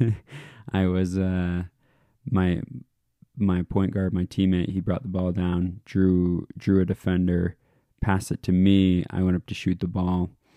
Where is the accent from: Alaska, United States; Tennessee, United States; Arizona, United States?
Alaska, United States; moved away; I'm from Alaska originally